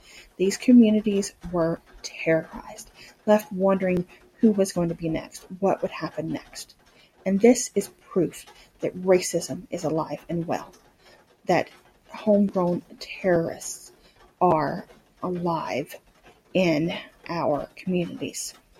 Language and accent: English; Louisiana, United States; my home state of Louisiana.